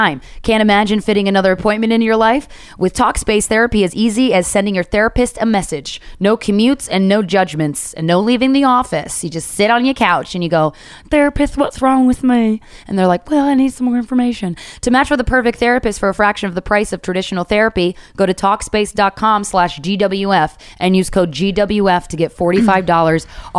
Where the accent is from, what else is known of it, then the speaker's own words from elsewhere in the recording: Philadelphia, Pennsylvania, United States; my hometown 215